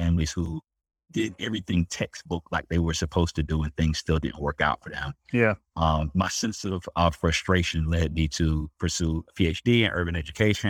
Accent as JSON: {"language": "English", "town": "Greenville", "region": "South Carolina", "country": "United States", "tie": "born or raised there", "moved": "yes", "lives_now": "Chicago, United States", "said": "I grew up in South Carolina in a town called Greenville, South Carolina"}